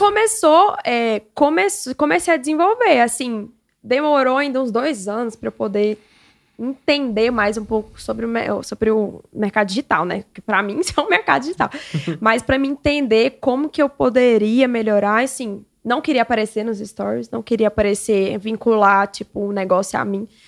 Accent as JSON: {"language": "Portuguese", "town": "Xinguara", "region": "Pará", "country": "Brazil", "moved": "yes", "said": "eu vim de Xinguara, lá do Pará, para cá para estudar"}